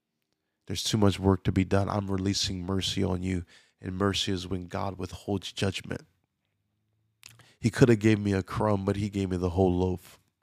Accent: Louisiana, United States; I was born and raised in Louisiana, but I don't have a Louisiana accent.

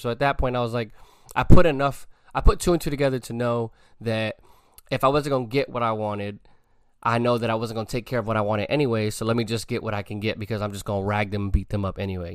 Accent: New York City, New York, United States; moved away; When I was a little kid growing up in the Bronx

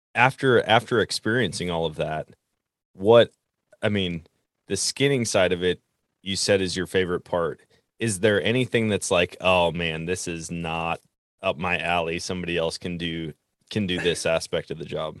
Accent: Wisconsin, United States; I grew up in Wisconsin

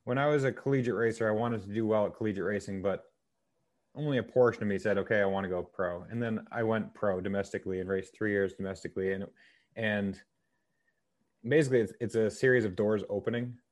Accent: New Hampshire, United States; I grew up in New Hampshire

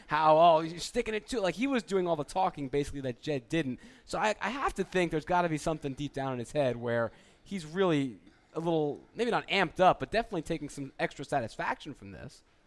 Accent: New Jersey, United States; accent: Jersey; moved away; my Jersey accent came through

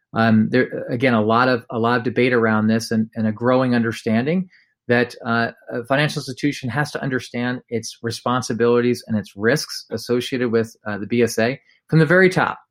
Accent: United States; we're American

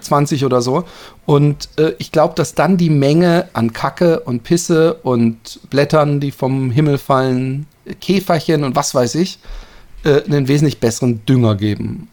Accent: Busenbach, Baden-Württemberg, Germany; now in Netherlands; in meinem ursprünglichen Ort, meinem Heimatort

